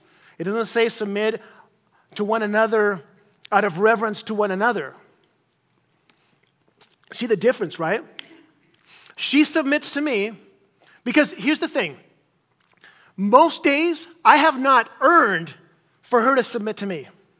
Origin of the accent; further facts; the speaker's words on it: Chile; As some of you guys know, I grew up in Chile as a missionary kid in South America, in Chile.